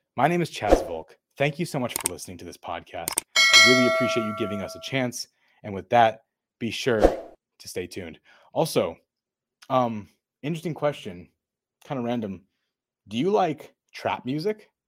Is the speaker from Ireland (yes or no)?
no; Thousand Oaks, California, United States; also born or lived in Chatsworth; I was born in Chatsworth. I grew up in Thousand Oaks.